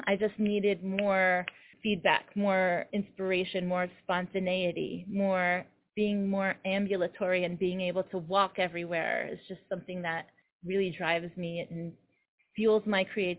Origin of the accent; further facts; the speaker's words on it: New York City, New York, United States; So I love being in New York. I'm a New Yorker, and I, you know, we sacrifice on space, on closet space.